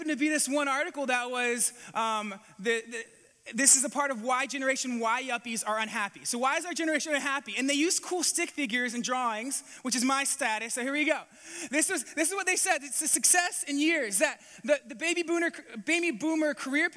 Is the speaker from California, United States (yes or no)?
yes; California, United States; moved away as an adult; also born or lived in New Zealand; now in Atlantic Canada, Canada; I grew up in California